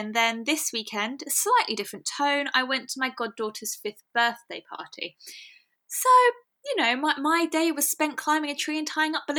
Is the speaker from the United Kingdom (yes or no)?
yes; United Kingdom; we're British